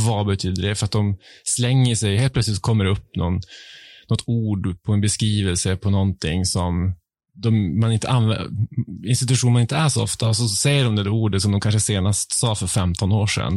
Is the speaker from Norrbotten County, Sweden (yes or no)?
yes; Piteå, Norrbotten County, Sweden; accent: Piteå dialect; moved away as an adult; also born or lived in Stockholm archipelago; now in Stockholm, Sweden; Jag har inte bott i Piteå ja. på 20 år, men eh, hemligheten är ju att umgås med andra Piteåbor